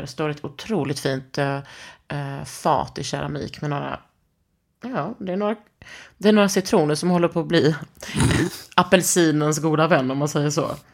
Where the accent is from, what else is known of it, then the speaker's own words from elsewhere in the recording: Skåne, Sweden; Jag är från Skåne, inte Norge.